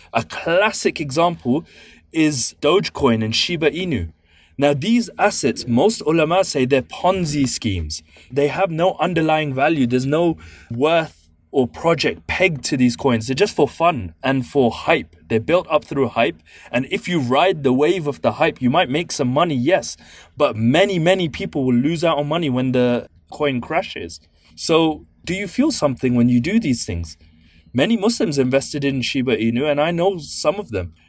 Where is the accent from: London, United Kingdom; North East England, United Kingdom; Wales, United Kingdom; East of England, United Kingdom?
London, United Kingdom; I'm from East London